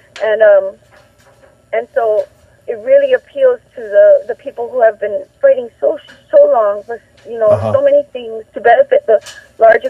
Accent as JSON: {"language": "English", "town": "Ewa", "region": "Hawaii", "country": "United States", "tie": "born or raised there", "also_born_or_lived": "Lahaina, Hawaii", "lives_now": "Molokai, United States", "said": "I'm a Hawaii girl, born and raised in Ewa, and raised in Lahaina when I was a little older"}